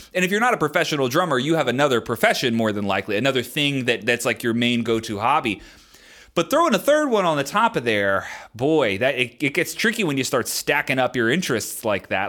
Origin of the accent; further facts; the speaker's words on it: Maryland, United States; I was born and raised in Maryland